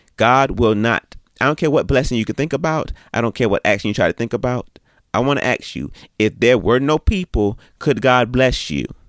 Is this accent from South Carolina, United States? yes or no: yes; Orangeburg, South Carolina, United States; I was born in Orangeburg, South Carolina